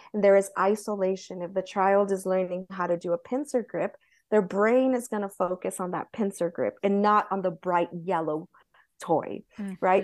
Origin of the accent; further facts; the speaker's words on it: Southern California, United States; moved away as an adult; where I grew up in California